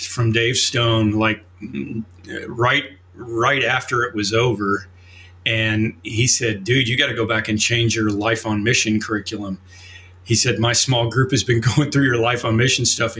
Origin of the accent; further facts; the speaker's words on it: Oklahoma, United States; moved away as an adult; now in Chicago, United States; I grew up in Oklahoma